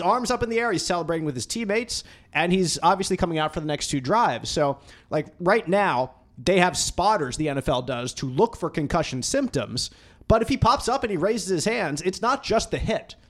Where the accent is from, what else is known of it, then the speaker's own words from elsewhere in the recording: outside of Philadelphia, Pennsylvania, United States; now in Indianapolis, United States; I grew up in, uh, outside of Philadelphia